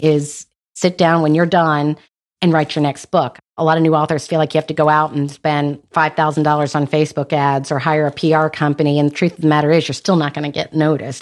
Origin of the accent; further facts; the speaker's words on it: North Carolina, United States; I was born and raised in North Carolina.